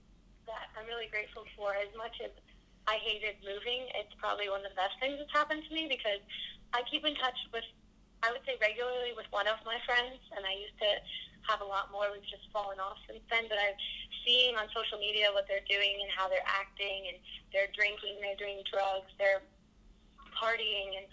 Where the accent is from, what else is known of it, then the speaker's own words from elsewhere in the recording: New Jersey, United States; moved away; lived in New Jersey